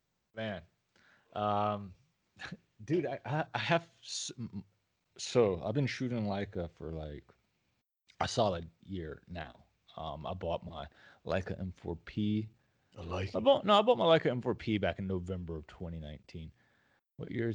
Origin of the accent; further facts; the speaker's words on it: the South, United States; I'm a Southerner, so I say pecan